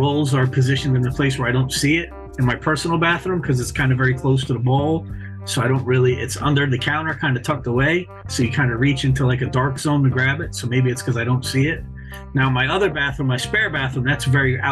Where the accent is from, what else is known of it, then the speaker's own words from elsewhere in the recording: New York, United States; now in Florida, United States; So I'm from New York.